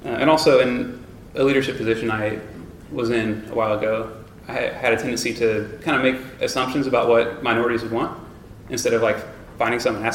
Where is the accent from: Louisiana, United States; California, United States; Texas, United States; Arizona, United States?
Texas, United States; Tyler; I grew up in Tyler, Texas, on like a wealthy white